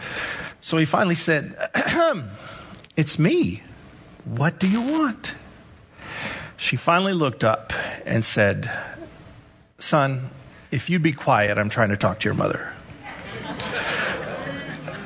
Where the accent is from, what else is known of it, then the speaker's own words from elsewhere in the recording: El Paso, Texas, United States; Growing up in El Paso